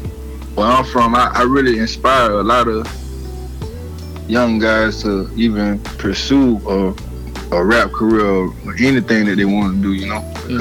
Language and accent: English; South Carolina, United States; also born or lived in Atlanta, Georgia; I was born in Atlanta, mm-hmm. but I grew up in a small town, South Carolina.